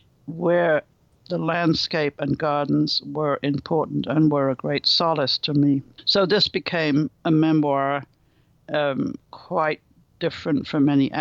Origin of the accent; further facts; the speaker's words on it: Berkeley, California, United States; After all, I come from Berkeley. We all come from California.